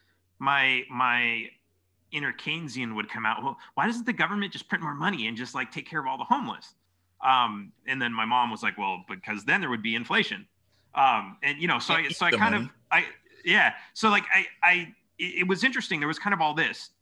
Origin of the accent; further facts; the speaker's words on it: California, United States; I grew up in California